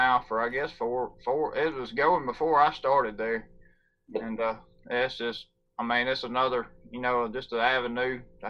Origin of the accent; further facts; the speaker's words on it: Lake, Mississippi, United States; I grew up in between Jackson and Meridian in Scott County in a little town called Lake. Okay. It's a population, I don't know, about 300-400 counting cows.